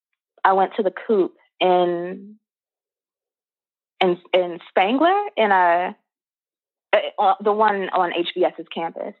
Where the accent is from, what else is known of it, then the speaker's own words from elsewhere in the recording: Chicago, Illinois, United States; now in New England, United States; back home in Chicago